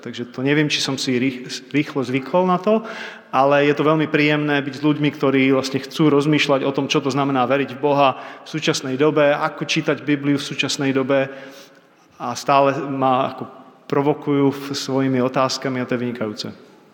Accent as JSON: {"language": "Slovak", "country": "Czechia", "moved": "as an adult", "lives_now": "United States", "said": "nie som občanom Spojených štátov amerických, som stále Čech"}